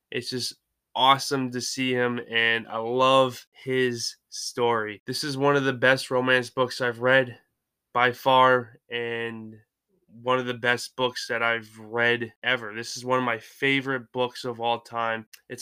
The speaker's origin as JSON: {"language": "English", "town": "Lisbon", "region": "Maine", "country": "United States", "tie": "born or raised there", "also_born_or_lived": "Ohio"}